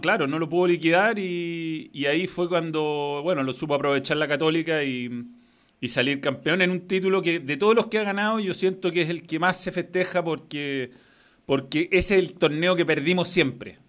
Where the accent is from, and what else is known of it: Chile